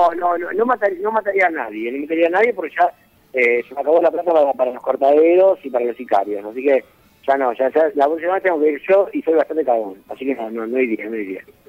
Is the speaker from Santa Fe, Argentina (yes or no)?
yes; Santa Fe, Argentina; also born or lived in Lehmann; yo soy santafesino